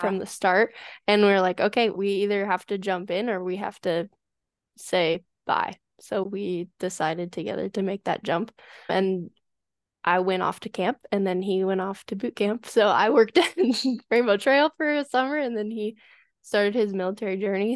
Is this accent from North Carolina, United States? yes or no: no; Colorado, United States; moved away as an adult; also born or lived in San Diego, California; I moved back home to Colorado over the summer